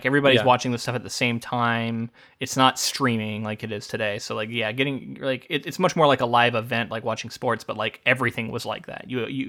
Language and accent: English; United States; we as Americans